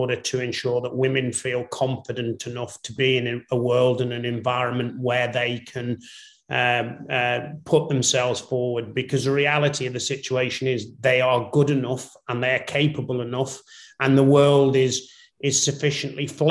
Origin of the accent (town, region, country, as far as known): Northern Ireland, United Kingdom; born or raised there; also born or lived in England